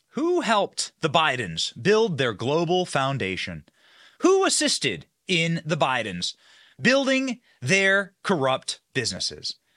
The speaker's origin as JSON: {"language": "English", "region": "Iowa", "country": "United States", "tie": "born or raised there", "also_born_or_lived": "Washington, D.C.", "moved": "yes", "lives_now": "Florida, United States", "said": "I grew up in Iowa. I grew up on a farm."}